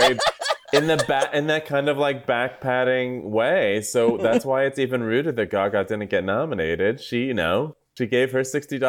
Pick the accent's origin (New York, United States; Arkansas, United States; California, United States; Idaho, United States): California, United States; Southern; I am from Southern California.